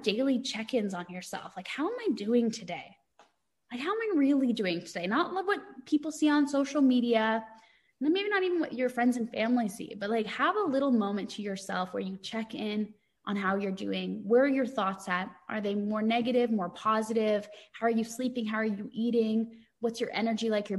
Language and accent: English; Canada; as a Canadian